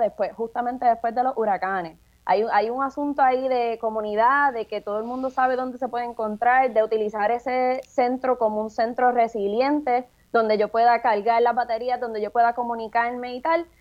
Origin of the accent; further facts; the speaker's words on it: San Juan, Puerto Rico; yo soy residente del Caño Martín Peña